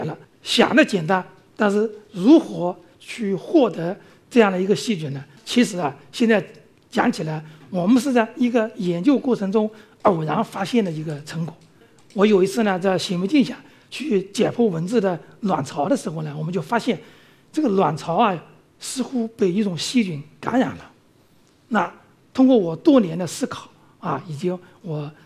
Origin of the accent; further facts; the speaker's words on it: China; 那我们中国人到非洲、到东南亚去旅游、去务工啊等等